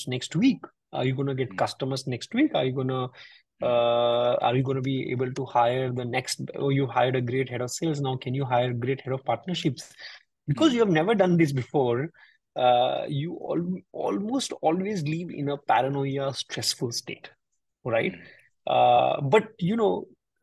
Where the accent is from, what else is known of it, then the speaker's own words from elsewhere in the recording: North India, India; I come from the North India part of, and my grandfather